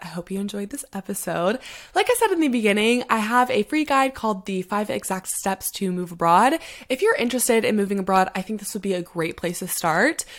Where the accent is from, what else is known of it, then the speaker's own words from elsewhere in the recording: United States; moved away as an adult; now in London, United Kingdom; I get to be that American who moved abroad